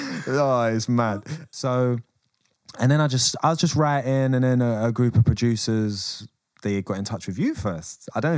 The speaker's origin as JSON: {"language": "English", "region": "England", "country": "United Kingdom", "said": "I'm English."}